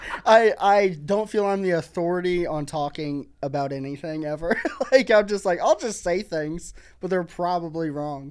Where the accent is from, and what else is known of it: Missouri, United States; born or raised there